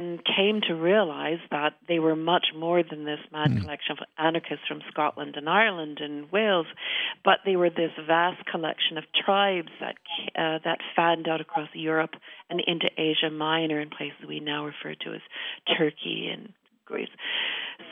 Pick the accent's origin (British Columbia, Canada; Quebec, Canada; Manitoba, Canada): Manitoba, Canada; also born or lived in Winnipeg, Canada; now in Stratford, Canada; I grew up in Manitoba and I lived in Winnipeg